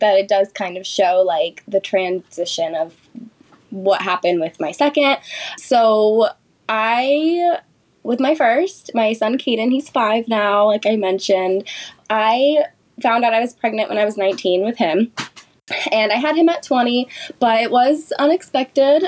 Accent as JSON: {"language": "English", "town": "Sacramento", "region": "California", "country": "United States", "tie": "born or raised there", "said": "I'm from Sacramento, California, born and raised here"}